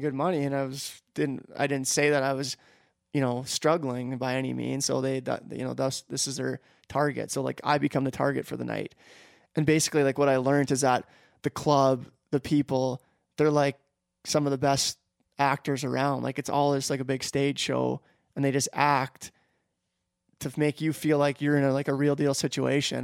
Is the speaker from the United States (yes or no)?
no; Canada; I, am a Canadian citizen